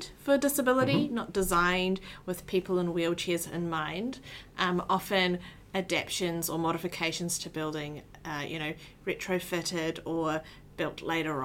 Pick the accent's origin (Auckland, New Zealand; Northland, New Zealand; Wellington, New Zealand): Auckland, New Zealand; So I was born and raised in Tamaki Makaurau in New Zealand.